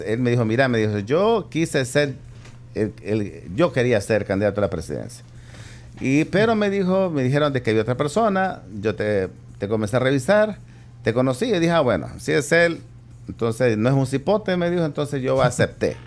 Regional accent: Santa Tecla, La Libertad, El Salvador; moved away as an adult; also born or lived in San Salvador; now in San Miguel, El Salvador; soy originario de Santa Tecla

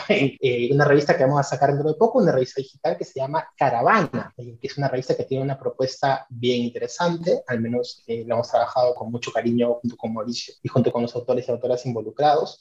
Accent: Peru; a mí como peruano

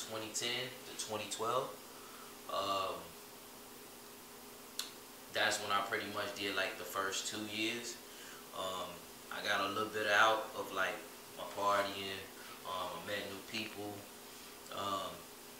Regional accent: Chicago, Illinois, United States; moved away as an adult; now in Miami, United States; kid from Chicago, born July 16, 92. I was born in Michael Reese Hospital

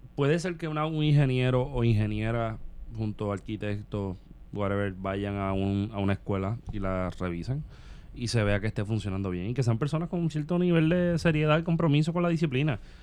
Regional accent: Puerto Rico; somos puertorriqueños también

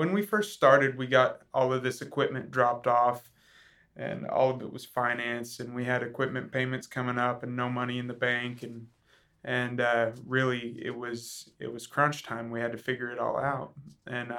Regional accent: Tuttle, Oklahoma, United States; we're just southwest of Oklahoma City in a little town called Tuttle. I grew up there

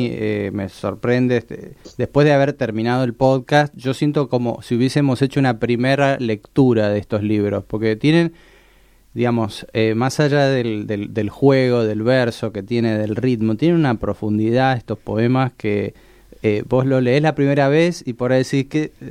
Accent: Mendoza, Argentina; now in Buenos Aires, Argentina; vivo en Buenos Aires y Estela, bueno, le encanta venir a Buenos Aires, no sé, es como tu, segunda tu segunda casa Buenos Aires, ¿no, Estela? Pero pero no somos de acá

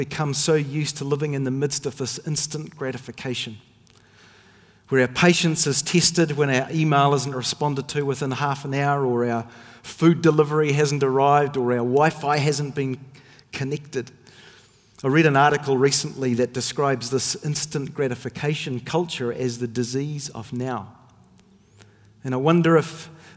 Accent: Northern Ireland, United Kingdom; when I was a child growing up in Northern Ireland

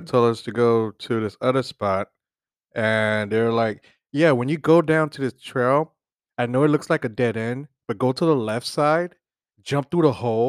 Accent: Florida, United States; Like I said, I'm from Florida's right. Flat

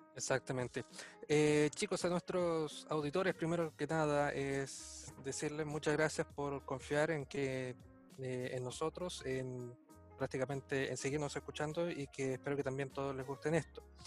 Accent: Chile; Pese a que nosotros somos de otro país, nosotros somos chilenos

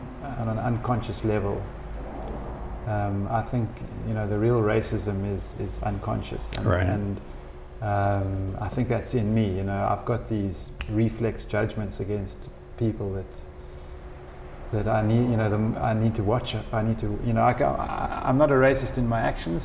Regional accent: East London, Eastern Cape, South Africa; born or raised there

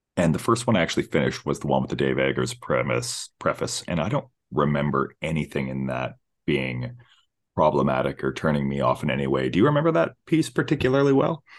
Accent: Pacific Northwest, United States; I hail from the Pacific Northwest myself.

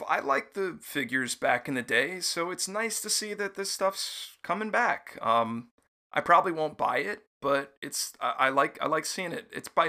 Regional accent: Pennsylvania, United States; I grew up in the Berks County area

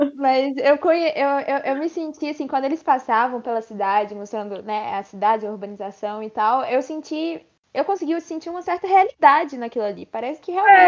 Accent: Brazil; Nós somos brasileiros

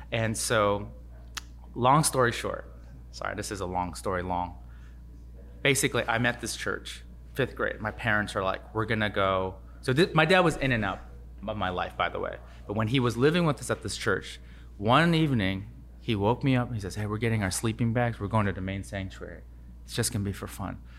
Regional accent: Los Angeles, California, United States; born in Los Angeles. Uh, been here my whole life, from elementary school all the way to U C L

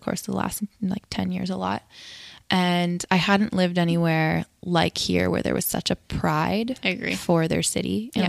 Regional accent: Montreal, Quebec, Canada; moved away as an adult; now in United States; growing up in Montreal, like, everybody wanted to leave. Which sounds so terrible because I love it now and I do feel I've been in the States now for 9 years

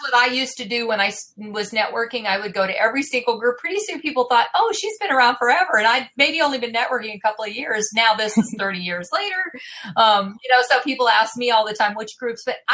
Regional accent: California, United States; now in South Florida, United States; I'm from California.

